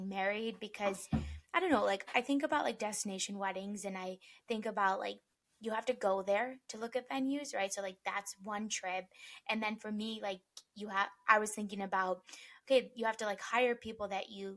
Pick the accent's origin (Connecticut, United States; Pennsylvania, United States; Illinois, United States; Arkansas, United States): Illinois, United States; Chicago; moved away as an adult; now in Arizona, United States; we're both from Chicago